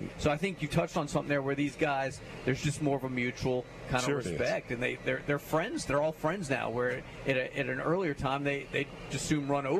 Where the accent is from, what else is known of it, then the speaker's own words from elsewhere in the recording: Theodore, Alabama, United States; I'm from Theodore.